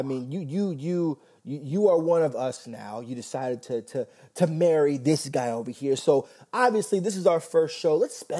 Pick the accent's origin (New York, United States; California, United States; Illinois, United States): New York, United States; also born or lived in Miami; I was here's my quick rundown. I was born in Miami. I was raised in New York. I grew up and became a man in L.A. I floated around wherever the wind blew me between New York and Florida.